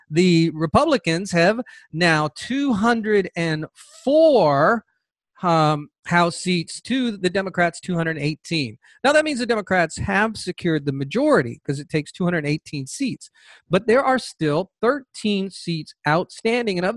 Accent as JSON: {"language": "English", "region": "Georgia", "country": "United States", "said": "Georgia, my home state"}